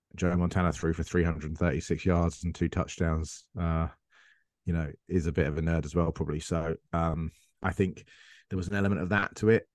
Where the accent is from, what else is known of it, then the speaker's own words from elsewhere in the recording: England, United Kingdom; I'm English